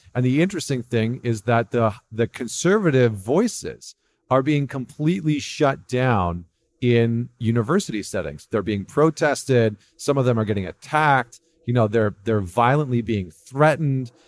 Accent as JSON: {"language": "English", "country": "Canada", "said": "as a Canadian"}